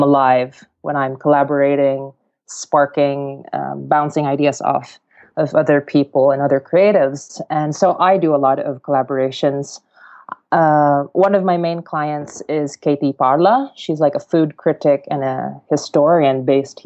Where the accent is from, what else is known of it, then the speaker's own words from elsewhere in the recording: Mindanao, Philippines; I come from the south of the Philippines, so in this island called Mindanao. And where I'm from, I come from humble origins.